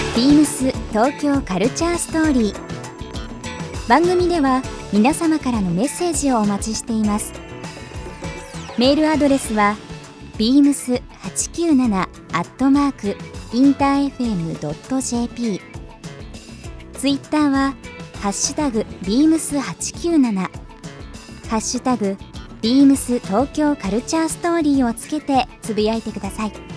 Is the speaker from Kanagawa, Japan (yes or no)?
yes; Kanagawa, Japan; 湘南で生まれ育った